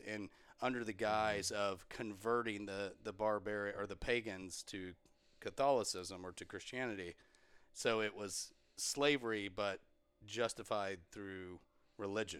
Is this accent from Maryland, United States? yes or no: no; Texas, United States; we're from Texas and, and we talk slow